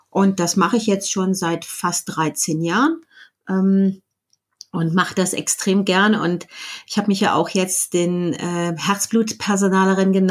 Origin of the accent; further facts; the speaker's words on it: Germany; now in Switzerland; Ich ähm, bin Deutsche, aber lebe in der Schweiz. Deswegen spreche ich kein Schweizerdeutsch.